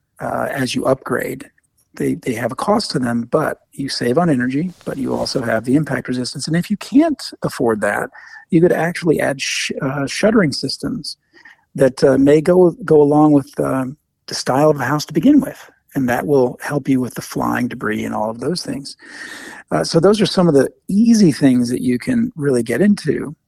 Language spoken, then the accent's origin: English; Midwest, United States; now in New York, United States; I grew up in the Midwest in Tornado Alley